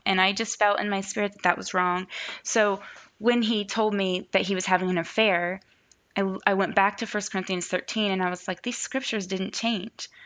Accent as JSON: {"language": "English", "region": "Ohio", "country": "United States", "tie": "born or raised there", "said": "I grew up here in Ohio"}